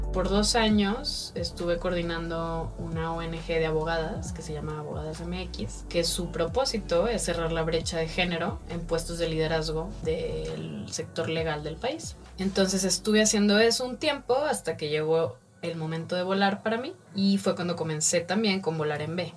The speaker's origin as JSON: {"language": "Spanish", "town": "Monterrey", "region": "Nuevo León", "country": "Mexico", "tie": "born or raised there", "moved": "as an adult", "lives_now": "Mexico City, Mexico", "said": "Pues nací en Monterrey y llevo ya más de tres años y medio viviendo en Ciudad de México"}